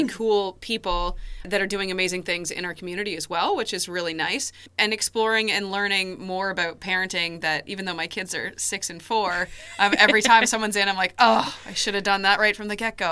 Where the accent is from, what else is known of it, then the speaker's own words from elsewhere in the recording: Ontario, Canada; moved away as an adult; now in Moncton, Canada; Born and raised in Ontario.